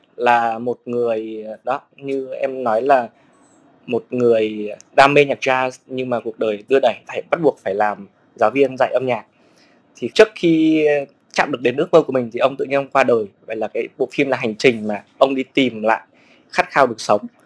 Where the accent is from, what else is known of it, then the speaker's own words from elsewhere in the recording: Lâm Đồng, Vietnam; also born or lived in Hanoi / Ho Chi Minh City; now in Hà Giang, Vietnam; quê gốc mình ở Hà Nội, mình sinh ra ở Lâm Đồng